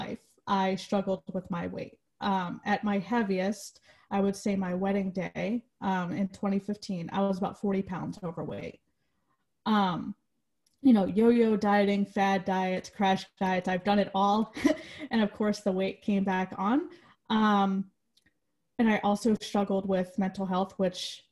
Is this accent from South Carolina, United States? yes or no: no; New Jersey, United States; moved away as an adult; now in Virginia, United States; I'm originally from New Jersey